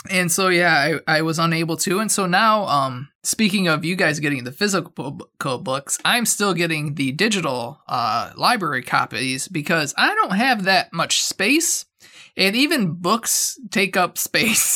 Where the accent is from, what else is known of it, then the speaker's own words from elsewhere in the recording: Michigan, United States; we're from Michigan. We can't help it. It's in our blood.